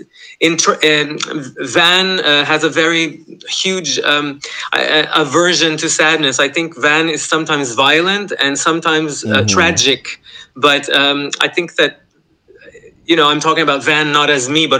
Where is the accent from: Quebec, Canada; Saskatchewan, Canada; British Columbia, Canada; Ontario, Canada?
Quebec, Canada; Montreal; I grew up in Montreal